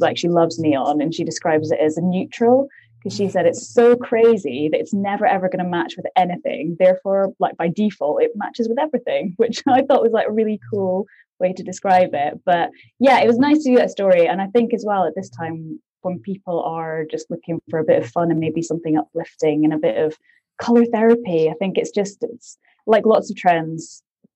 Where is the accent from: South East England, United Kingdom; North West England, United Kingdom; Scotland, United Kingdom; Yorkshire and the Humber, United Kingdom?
Scotland, United Kingdom; Aberdeen; moved away as an adult; now in London, United Kingdom; I'm originally from Aberdeen, Scotland, but I moved down to London